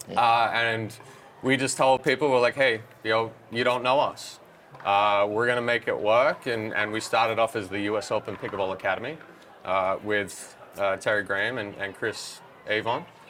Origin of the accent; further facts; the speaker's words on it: Australia; moved away as an adult; now in California, United States; I grew up in Australia